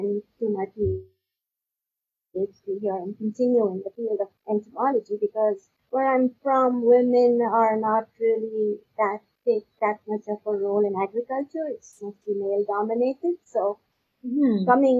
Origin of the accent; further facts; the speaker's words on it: Pakistan; now in Canada; I'm not from Canada, so you know I grew up in Pakistan